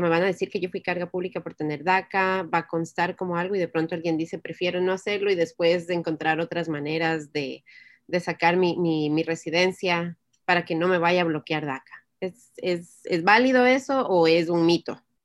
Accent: Ecuador; now in United States; soy de Ecuador

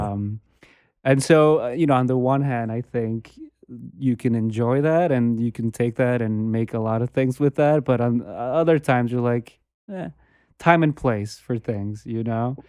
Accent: Bogota, Colombia; moved away; I grew up in, I was born and raised in Bogota

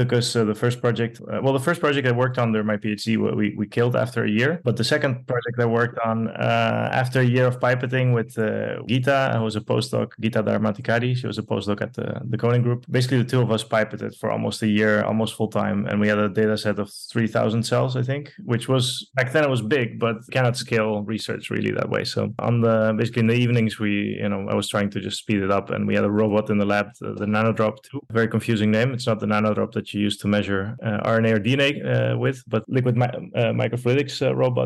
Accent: Netherlands; also born or lived in Porto Alegre, Brazil / Montevideo, Uruguay; I'm originally from Brazil, from Porto Alegre, so the southernmost capital in Brazil. And I grew up partially there and then partially in Uruguay, in Montevideo, and moved to Holland when I was almost 7 years old

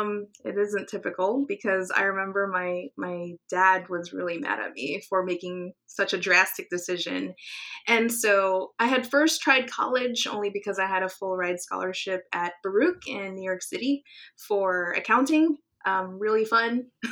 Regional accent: Guam; Oh, gosh. I could still smell the ocean. It's the water is everything to me. So I actually do miss ocean life.

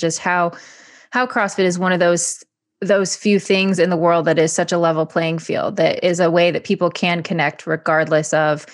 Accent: Michigan, United States; growing up in Michigan, we both were born in Michigan

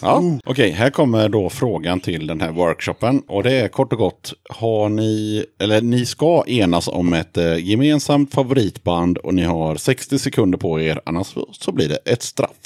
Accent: Sweden; jag är svensk

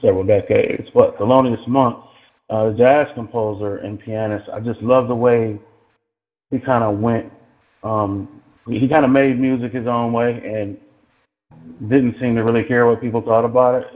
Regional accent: Cleveland, Ohio, United States; moved away as an adult; now in Los Angeles, United States; I was I was born and raised in Cleveland, Ohio.

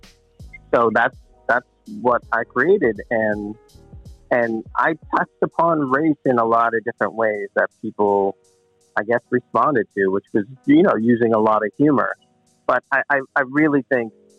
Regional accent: Boston, Massachusetts, United States; I'm from Boston.

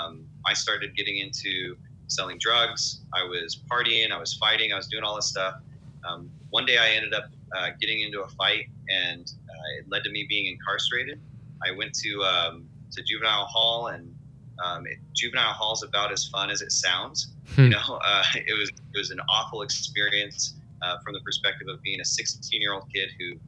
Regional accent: Riverside, California, United States; I'm from Riverside, California, born and raised

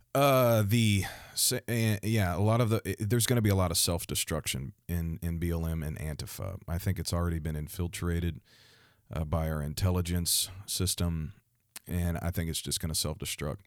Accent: Missouri, United States; the state of Missouri, my home state

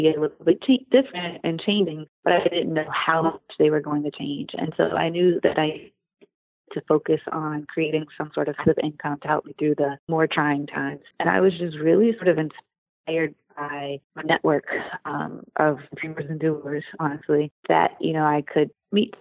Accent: Washington, District of Columbia, United States; also born or lived in Virginia / Pittsburgh / Manhattan; I was born in Virginia. And raised between Washington, D.C. and Pittsburgh. I came back home to D.C. in 2009

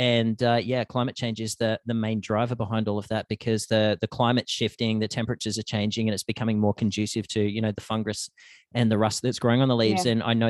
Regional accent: Australia; now in Canada; For me, growing up in Australia, the seasons aren't as well defined as they are over here.

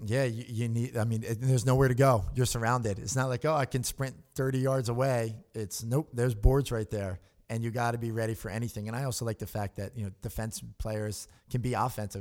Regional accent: Newtown, Pennsylvania, United States; I'm from Newtown, Pennsylvania

